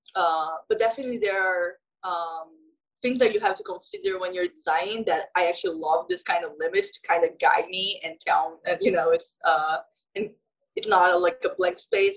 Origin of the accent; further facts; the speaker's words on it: São Paulo, Brazil; I'm from Sao Paulo, Brazil